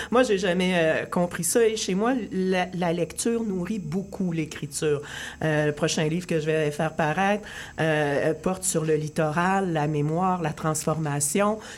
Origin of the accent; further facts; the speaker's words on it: Rimouski, Quebec, Canada; je suis allée faire un petit séjour de 48 heures chez moi à Rimouski.